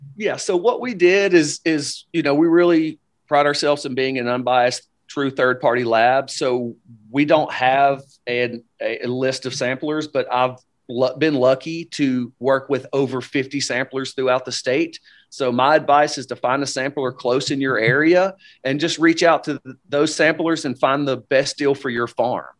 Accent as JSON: {"language": "English", "region": "Upper East Tennessee", "country": "United States", "tie": "born or raised there", "moved": "as an adult", "said": "John and I, uh, originally were born and raised in Upper East Tennessee"}